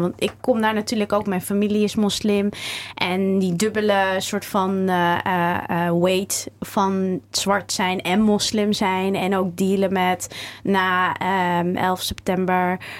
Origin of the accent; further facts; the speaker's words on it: Zutphen, Gelderland, Netherlands; also born or lived in Cairo, Egypt; now in Amsterdam, Netherlands; Ik ben geboren in Cairo getogen in Warnsveld in Zutphen.